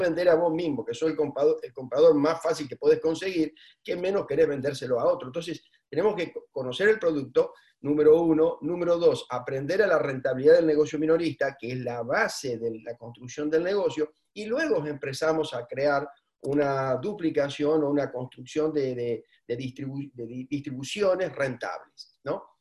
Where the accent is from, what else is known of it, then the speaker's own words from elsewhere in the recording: Argentina; los argentinos somos los argentinos.